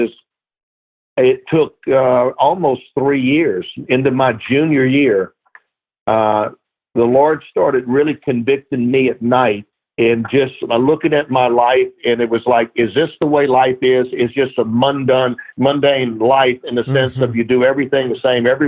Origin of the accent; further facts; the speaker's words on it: Baton Rouge, Louisiana, United States; moved away as an adult; also born or lived in New Orleans; now in California, United States; grew up in Baton Rouge